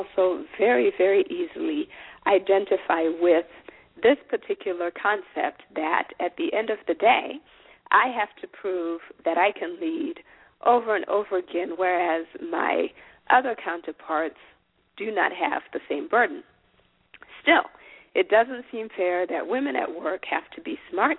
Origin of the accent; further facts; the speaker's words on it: Zimbabwe; moved away; I'm an African woman at that, because I am from Zimbabwe, and I'm therefore a, I come from a different culture